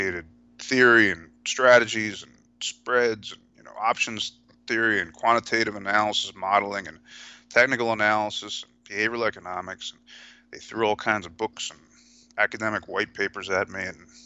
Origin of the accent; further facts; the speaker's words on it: New Jersey, United States; Originally, it was growing up in New Jersey